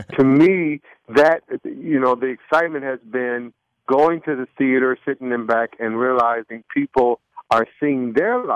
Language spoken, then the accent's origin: English; Detroit, Michigan, United States; moved away; also born or lived in Charlotte, North Carolina; we were born and raised in Detroit, Michigan, predominantly a black situation, high school and all those things. And then we moved to Charlotte, North Carolina